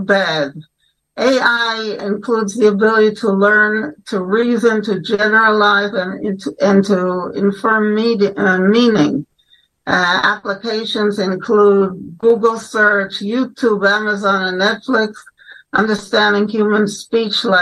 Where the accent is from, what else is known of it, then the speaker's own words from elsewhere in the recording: New York, United States; moved away as an adult; now in Jerusalem, Israel; I was born in New York. I wanted to be a journalist from the age of 12. I went to Orthodox day schools, and then I went for my BA in political science at Brooklyn College